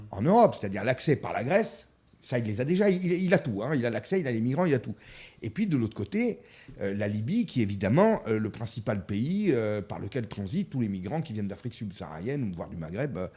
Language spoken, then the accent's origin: French; France; nous sommes français.